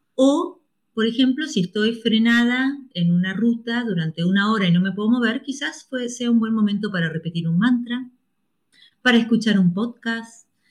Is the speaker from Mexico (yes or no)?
no; Argentina; a mí me hubiese encantado nacer en Colombia en vez de la Argentina